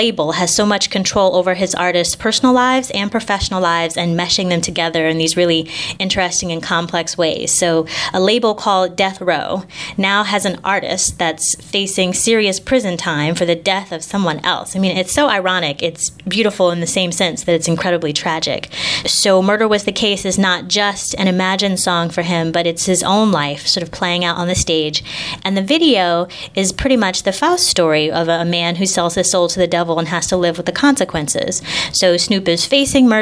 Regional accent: Indianapolis, Indiana, United States; moved away as an adult; also born or lived in Chicago / Long Beach, California; I grew up in Indianapolis, Indiana, on the east side.

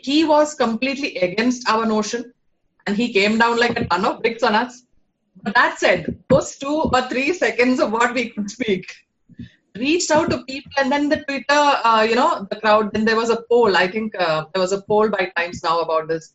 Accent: Kerala, India; moved away; I am born and brought up in Kerala

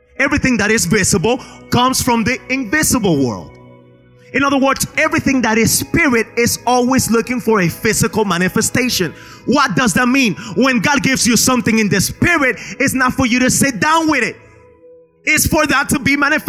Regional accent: Spain; now in United States; I grew up in Spain

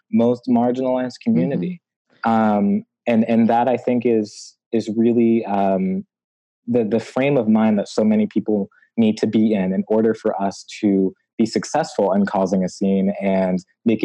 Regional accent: Hartford, Connecticut, United States; growing up in Hartford, Connecticut

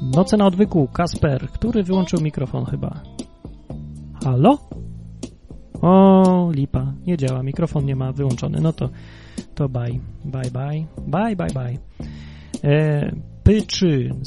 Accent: Kraków, Lesser Poland, Poland; poza Krakowem, skąd pochodzę i gdzie każdego roku tą Wigilię obchodziłem

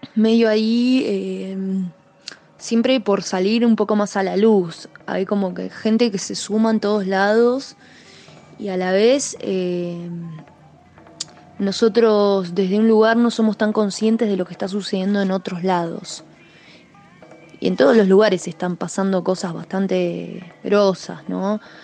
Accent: Argentine Patagonia, Chubut, Argentina; soy de Chubut, de la Patagonia Argentina

